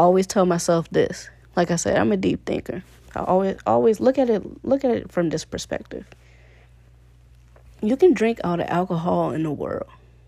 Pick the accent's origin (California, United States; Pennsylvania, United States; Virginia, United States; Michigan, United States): Virginia, United States; Richmond; moved away as an adult; also born or lived in Connecticut; I'm from Virginia, Richmond, Virginia